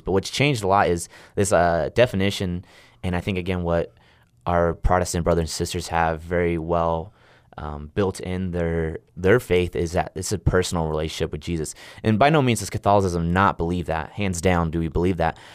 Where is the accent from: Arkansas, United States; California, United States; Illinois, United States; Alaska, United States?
California, United States; Riverside; moved away as an adult; now in Stillwater, United States; I come from Southern California, a place called Riverside